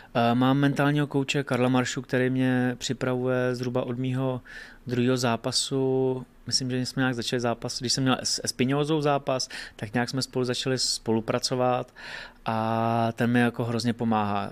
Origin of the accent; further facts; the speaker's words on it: Hradec Králové, Hradec Králové Region, Czechia; u nás v Hradci